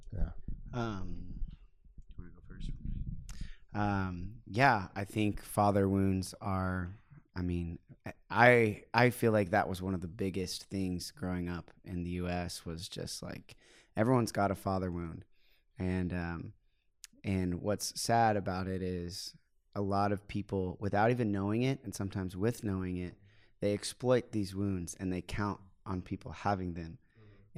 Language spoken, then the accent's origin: English; United States; I'm a missionary from the United States